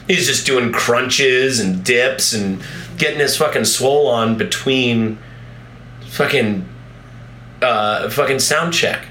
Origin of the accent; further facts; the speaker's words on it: Colorado, United States; I'm from here, you know, I'm from Colorado